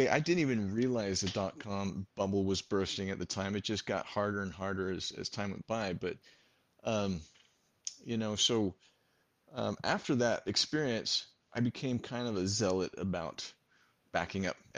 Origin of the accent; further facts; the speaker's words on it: San Jose, California, United States; born there; I was born in San Jose, California.